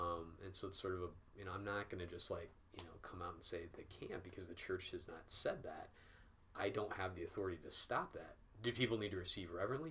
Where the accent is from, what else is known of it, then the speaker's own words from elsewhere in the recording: Peoria, Illinois, United States; moved away as an adult; now in North Carolina, United States; I grew up in Peoria, Illinois